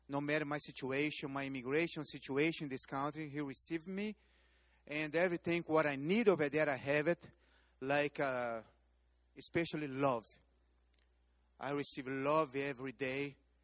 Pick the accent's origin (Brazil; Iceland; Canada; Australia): Brazil; English is a second language; moved away as an adult; now in United States; I'm from Brazil. And I saw Pat's family here. His family. And I don't have family here in the United States. I'm by myself in this country.